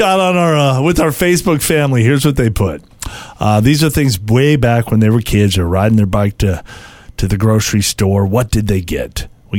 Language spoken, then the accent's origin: English; California, United States; I grew up in California